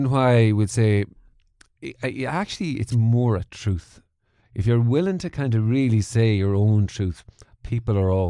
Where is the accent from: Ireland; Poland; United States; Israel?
Ireland; Mullingar, Leinster; also born or lived in Portlaoise / Dublin / Manchester; I was born in Mullingar. Born in Mullingar. Moved to Portlaoise.